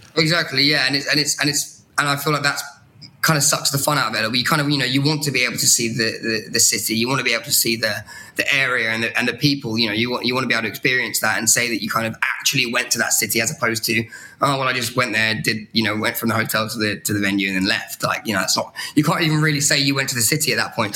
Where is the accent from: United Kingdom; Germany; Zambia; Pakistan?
United Kingdom; Brighton, South East England; moved away as an adult; now in London, United Kingdom; fresh out of Brighton, my, my hometown in the UK